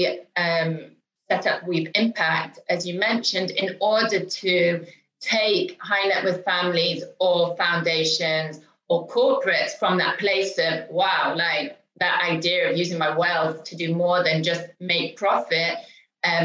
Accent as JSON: {"language": "English", "country": "United Kingdom", "moved": "as an adult", "lives_now": "Tel Aviv, Israel", "said": "I'm here in Tel Aviv. I've been here for 20 years and I'm originally British."}